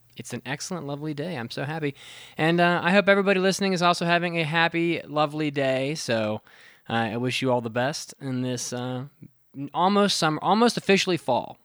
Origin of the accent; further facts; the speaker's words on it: West Virginia, United States; the state bird of West Virginia, my hometown, my home, my home base